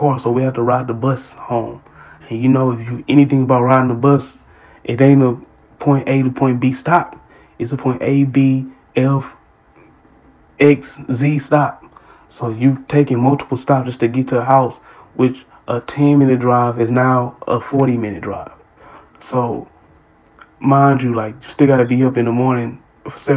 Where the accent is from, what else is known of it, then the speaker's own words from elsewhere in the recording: Houston, Texas, United States; I grew up, if you from Houston, you know what it is. Like, I grew up in Trinity Garden.